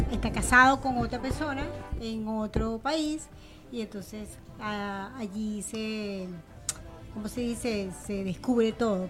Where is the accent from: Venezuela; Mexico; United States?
Venezuela; now in Argentina; yo vengo de Venezuela